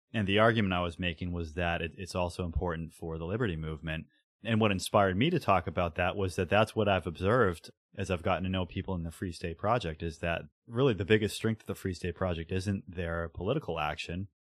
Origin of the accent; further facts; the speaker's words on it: New Hampshire, United States; you and I were born and raised in New Hampshire